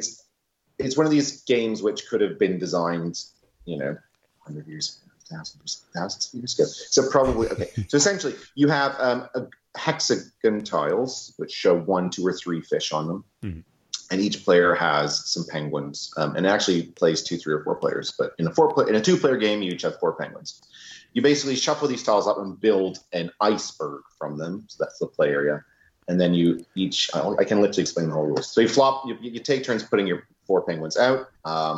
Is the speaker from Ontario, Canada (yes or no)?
no; New Brunswick, Canada; moved away; I'm from New Brunswick, the east coast of Canada